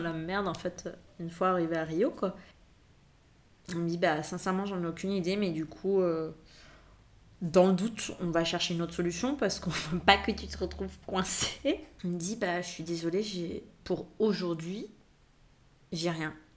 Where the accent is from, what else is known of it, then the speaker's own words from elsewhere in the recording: France; moved away; en tant que Français, quand tu as un passeport français